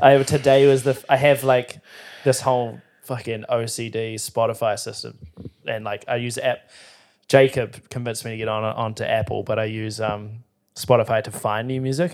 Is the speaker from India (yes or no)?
no; New Zealand